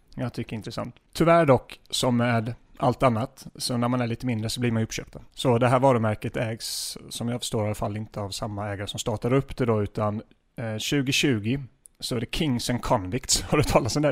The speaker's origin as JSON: {"language": "Swedish", "region": "Småland", "country": "Sweden", "moved": "yes", "lives_now": "Stockholm, Sweden", "said": "jag är från Småland från början"}